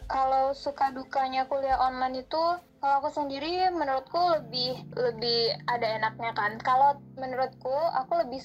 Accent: Padang, West Sumatra, Indonesia; Iyo, orang Padang, Uni, Uni Padang ngawa iko.

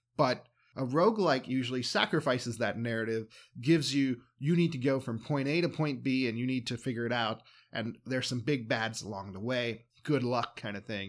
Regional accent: United States; I'm an American.

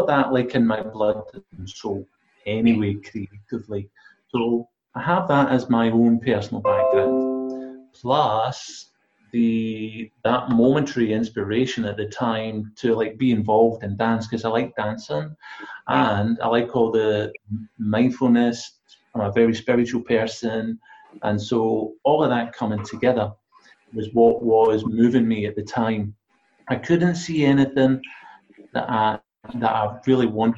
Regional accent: Glasgow, Scotland, United Kingdom; I'm from Glasgow.

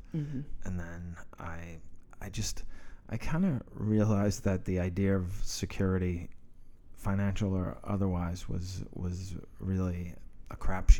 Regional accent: Massachusetts, United States; I grew up in New England, in Massachusetts, during the 70s mm-hmm. and 80s

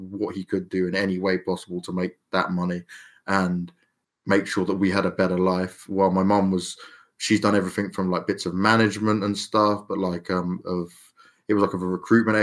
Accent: London, United Kingdom; I'm like a commoner Londoner, east side of London, that like kind of where we started off.

